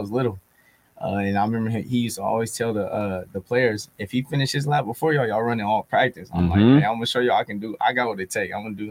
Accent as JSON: {"language": "English", "town": "Sacramento", "region": "California", "country": "United States", "tie": "born or raised there", "said": "growing up in Sacramento was nice."}